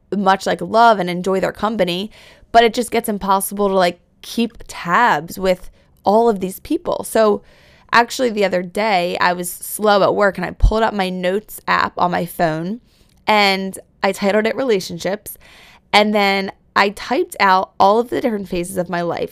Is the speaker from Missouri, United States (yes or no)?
no; Philadelphia, Pennsylvania, United States; also born or lived in New York; I'm a Philly girl at heart